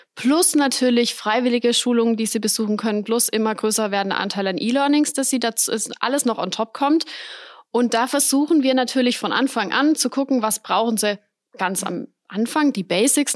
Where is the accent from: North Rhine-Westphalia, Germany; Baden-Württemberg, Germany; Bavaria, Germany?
Baden-Württemberg, Germany; Weikersheim; ich bin in Weigersheim aufgewachsen, lebe dort bis heute